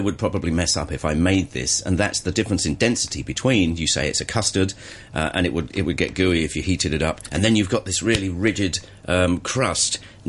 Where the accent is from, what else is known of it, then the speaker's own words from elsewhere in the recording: England, United Kingdom; now in Hong Kong; me, being English